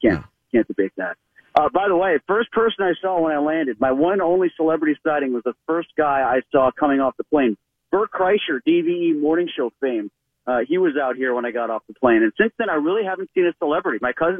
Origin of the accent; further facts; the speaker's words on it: coastal Connecticut, United States; accent: coastal Connecticut; his Australian accent is much more interesting to listen to than my coastal Connecticut accent.